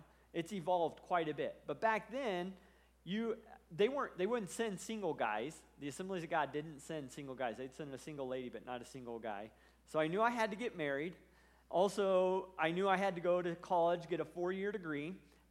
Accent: Washington, Iowa, United States; also born or lived in Springfield, Missouri; I grew up in Iowa, in small town southeast Iowa, a little town called Washington. My parents actually met at Central Bible College, so I grew up AG. I have it pumping through my blood. I was actually born down in Springfield, Missouri at Central Bible College.

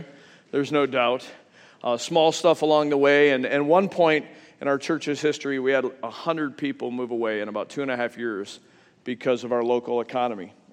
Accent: Western New York, United States; I grew up in Western New York.

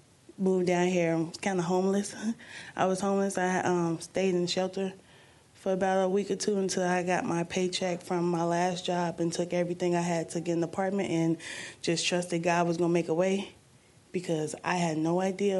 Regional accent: Chicago, Illinois, United States; moved away; also born or lived in Milwaukee, Wisconsin; I grew up in Chicago, Illinois.

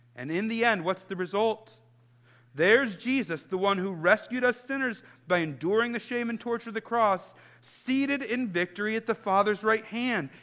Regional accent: Chicago, Illinois, United States; I grew up in Chicago in the 90s

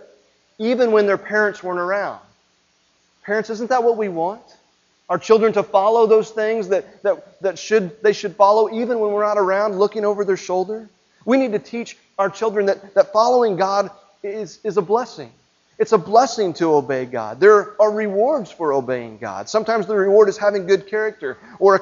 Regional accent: Midwest, United States; growing up in the Midwest

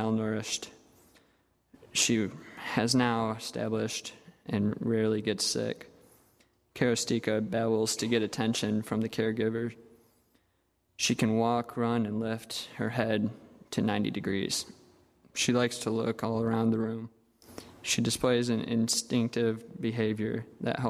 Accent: United States; Growing up in America

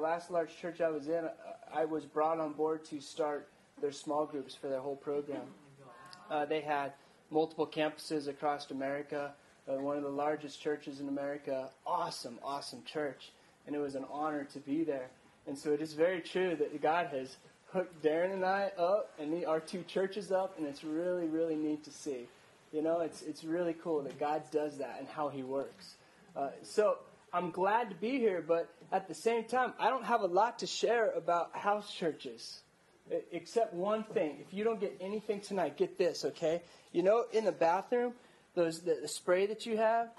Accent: Ordway, Colorado, United States; moved away; also born or lived in Virginia; Colorado boy. You know, I grew up in Ordway, Colorado, small little town

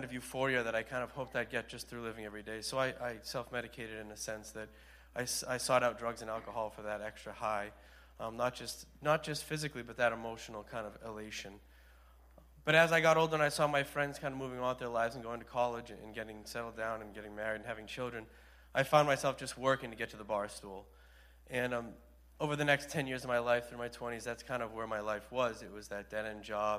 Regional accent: Hyannis, Massachusetts, United States; I'm from Hyannis

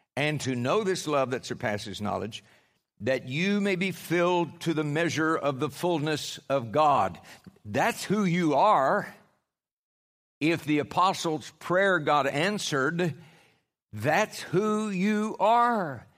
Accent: Oklahoma, United States; I'm from Oklahoma

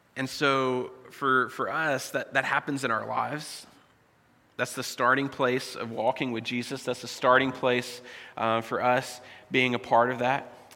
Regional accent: United States; moved away as an adult; I was born in the States, and so my citizenship is still there

